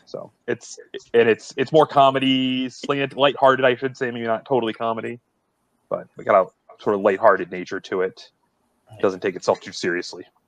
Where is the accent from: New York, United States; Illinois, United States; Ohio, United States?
Ohio, United States; Akron; I'm from Akron